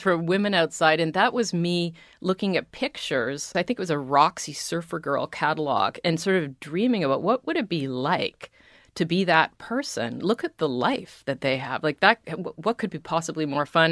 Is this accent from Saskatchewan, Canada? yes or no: no; Toronto, Ontario, Canada; moved away as an adult; also born or lived in Arizona, United States; I'm Canadian